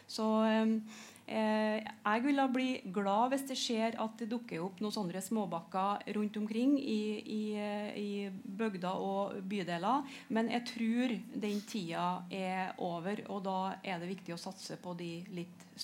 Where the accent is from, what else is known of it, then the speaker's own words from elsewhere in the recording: Hølonda, Trøndelag, Norway; Jeg kommer jo sjøl fra Høllanda